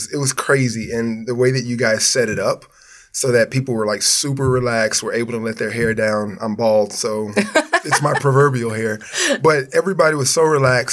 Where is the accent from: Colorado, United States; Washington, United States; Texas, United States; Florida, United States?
Texas, United States; Houston; I'm originally, I'm from Houston, Texas, born and raised